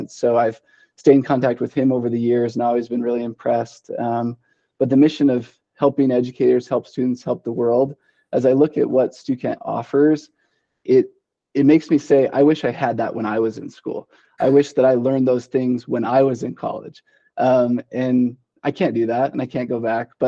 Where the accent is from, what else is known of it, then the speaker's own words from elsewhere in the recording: Boise, Idaho, United States; now in Idaho Falls, United States; uh, yeah, so I, I'm from Western Idaho, Boise. I mean, it's not a big city by any means, uh, but it's definitely more metropolitan than uh, what Idaho Falls is.